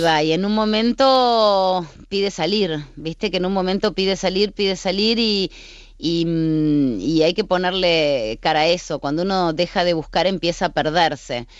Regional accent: Argentina; yo trabajé durante 25 años en la crónica de sucesos en mi país, en la televisión argentina

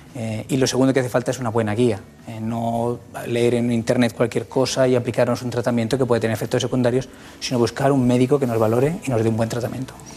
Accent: Castilla-La Mancha, Spain; also born or lived in Requena, Valencia; Provincia de Valencia, luego he crecido en Castilla-La Mancha, pero vamos, nací en Requena.

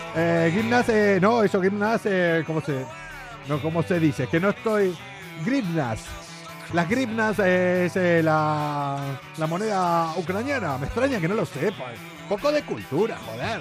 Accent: Argentina; moved away; en mi país

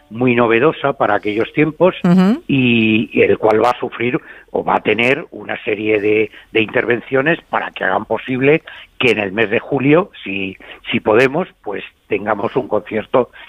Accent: Madrid, Community of Madrid, Spain; now in Abarca de Campos, Spain; Aunque yo soy de Madrid, pues actualmente vivo en Abarca de Campos.

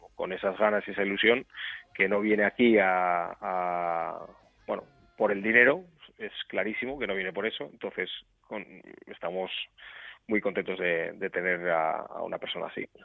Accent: Portugalete, Basque Country, Spain; soy vizcaíno, pues soy de Portugalete

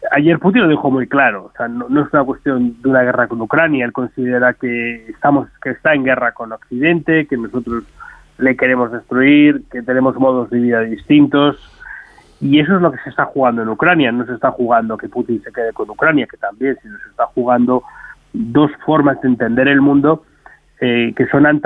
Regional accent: Spain; lo que percibimos nosotros como españoles nuestra capacidad no es la de Alemania, no es la de Francia

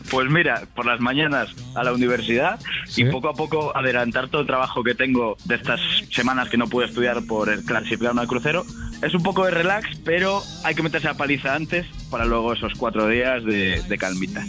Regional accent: Spain; somos dos españoles, dos portugueses, y dos franceses

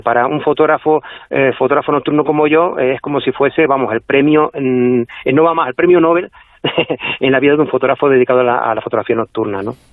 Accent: La Palma, Canary Islands, Spain; aquí en La Palma, aunque somos una de las Islas Canarias

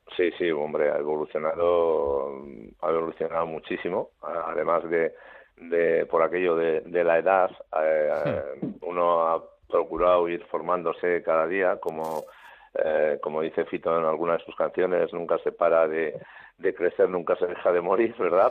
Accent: Navarre, Spain; somos los, los navarros los asunistas

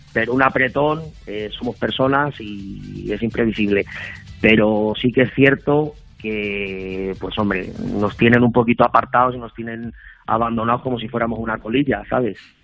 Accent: Salamanca, Castile and León, Spain; soy, soy de Salamanca, ambas cosas. Soy de Salamanca

